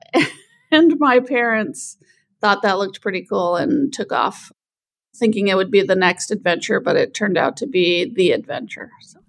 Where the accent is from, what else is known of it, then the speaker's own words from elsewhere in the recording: Anchorage, Alaska, United States; I grew up in Anchorage